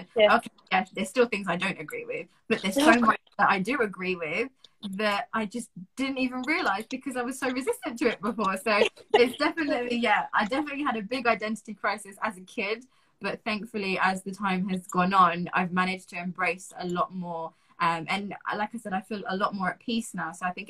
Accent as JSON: {"language": "English", "region": "England", "country": "United Kingdom", "tie": "born or raised there", "said": "I was born in England, I was brought up in England, in England, I have loads of I've got a big part of the English culture within me, but my roots, like my family, come from Pakistan."}